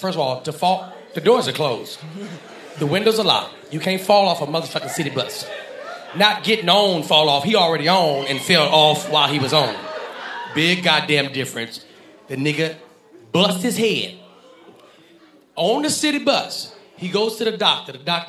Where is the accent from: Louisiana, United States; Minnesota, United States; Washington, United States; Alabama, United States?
Louisiana, United States; Alexandria; I'm from Alexandria, Louisiana.